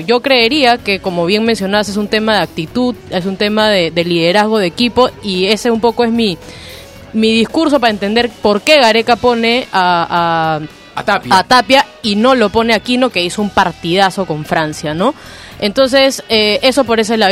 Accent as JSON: {"language": "Spanish", "country": "Peru", "said": "nosotros como peruanos"}